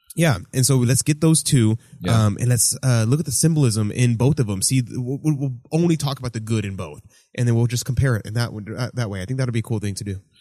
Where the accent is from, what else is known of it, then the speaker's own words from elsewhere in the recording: Houston, Texas, United States; born and raised Houston, Texas